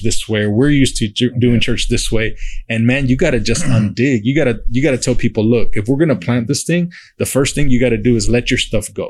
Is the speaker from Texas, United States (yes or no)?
yes; Uvalde, Texas, United States; moved away as an adult; now in San Antonio, United States; I grew up in Uvalde